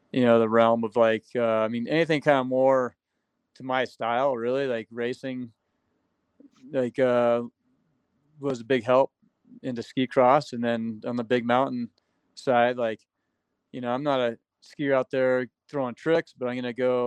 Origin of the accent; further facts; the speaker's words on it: United States; as an American or U.S. kid growing up